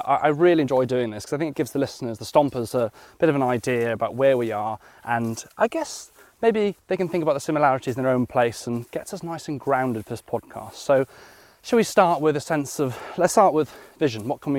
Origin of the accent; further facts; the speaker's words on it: Carmarthen, Wales, United Kingdom; I grew up in Carmarthen in West Wales, and I used to love the summers because we didn't live in a farm or anything like that, but a little small holding.